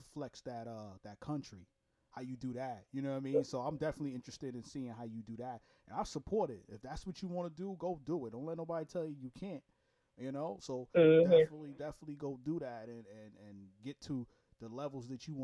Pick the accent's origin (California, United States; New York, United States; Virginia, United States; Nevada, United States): New York, United States; now in Jacksonville, United States; I'm from Brooklyn, New York originally. I just live in Florida